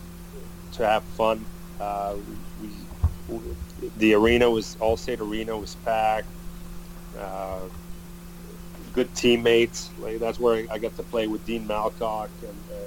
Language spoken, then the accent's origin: English; Granby, Quebec, Canada; that's my hometown. That's the town where I live